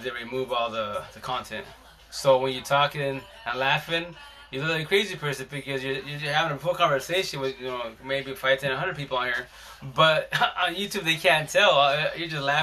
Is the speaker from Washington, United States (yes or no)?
yes; Seattle, Washington, United States; I'm a socialist from Seattle